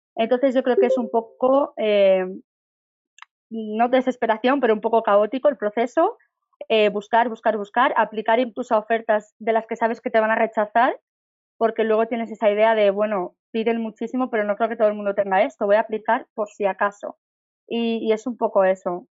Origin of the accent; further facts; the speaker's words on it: Barcelona, Catalonia, Spain; moved away as an adult; now in Madrid, Spain; soy de Barcelona, llevo viviendo en Madrid seis años